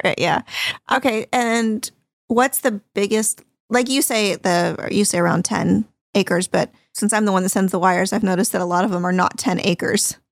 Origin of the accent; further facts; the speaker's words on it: Orange County, California, United States; I grew up in Orange County